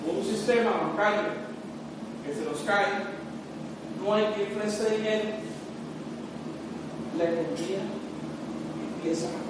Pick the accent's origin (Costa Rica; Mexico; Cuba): Costa Rica